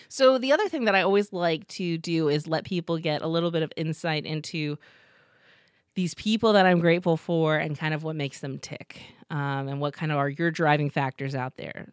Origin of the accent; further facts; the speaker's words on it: Los Angeles, California, United States; moved away as an adult; now in York, United States; I grew up in Los Angeles. I know Los Angeles.